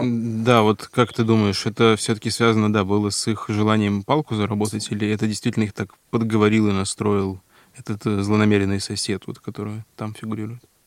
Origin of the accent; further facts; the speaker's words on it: Russian Far East, Russia; на Дальнем Востоке, откуда я родом